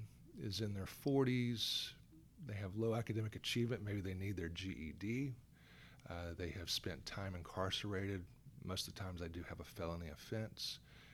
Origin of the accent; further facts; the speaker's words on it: Gwinnett County, Georgia, United States; also born or lived in Atlanta, Georgia / Macon, Georgia / Columbus, Georgia / Valdosta, Georgia; I was born in Atlanta, Georgia, back in 66, down at Crawford Long Hospital. But I grew up here in Gwinnett County on the Stone Mountain Lilburn side at that time. I went to Parkview High School.